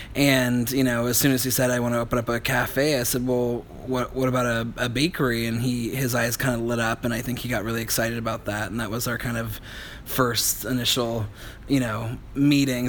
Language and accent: English; Healdsburg, California, United States; also born or lived in Los Angeles; I went to Healdsburg High, and I was born in Healdsburg too. And so I kind of knew when I grew up in Healdsburg